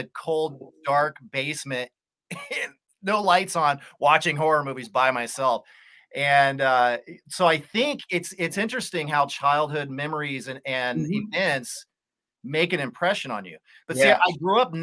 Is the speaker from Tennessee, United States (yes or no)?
no; Colorado, United States; I grew up in Colorado in the forest, like in the sticks